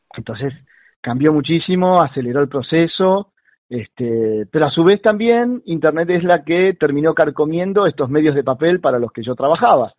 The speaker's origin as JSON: {"language": "Spanish", "region": "Buenos Aires", "country": "Argentina", "tie": "born or raised there", "said": "soy porteño, pero luego tengo, este, me mudo con, con mis padres hacia la zona del oeste, entrada antes de la adolescencia"}